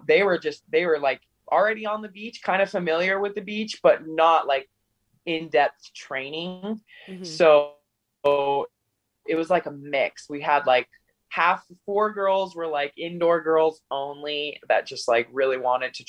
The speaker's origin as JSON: {"language": "English", "region": "Utah", "country": "United States", "also_born_or_lived": "Brazil"}